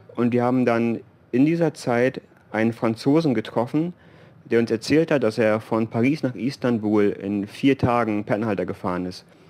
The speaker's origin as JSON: {"language": "German", "country": "Germany", "tie": "born or raised there", "moved": "as an adult", "said": "natürlich Deutschland ist, äh, ist unsere Heimat"}